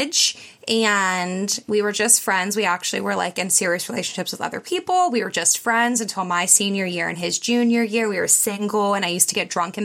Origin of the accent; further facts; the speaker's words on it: Pittsburgh, Pennsylvania, United States; I've always lived in the area. I'm from Pittsburgh, like suburb of Pittsburgh